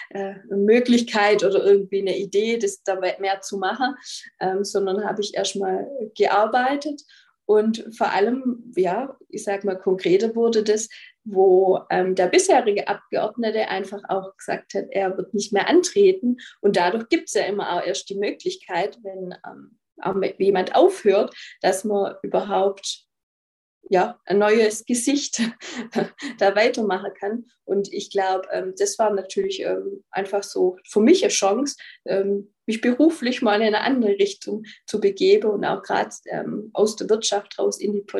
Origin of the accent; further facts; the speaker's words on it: Baden-Württemberg, Germany; also ich bin aus dem Nordschwarzwald